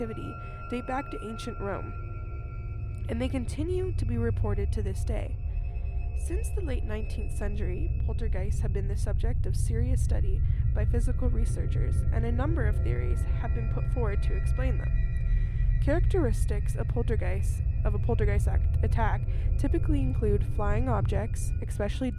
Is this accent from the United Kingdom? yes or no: no; Canada; I'm from Canada